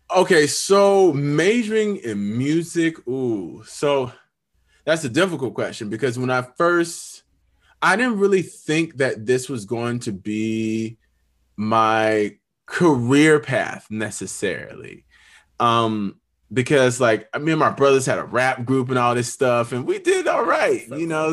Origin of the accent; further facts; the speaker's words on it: Pensacola, Florida, United States; now in Nashville, United States; I'm from Pensacola, Florida. Uh, I'm the youngest of six kids, very musical family. Uh, grew up pastor's kid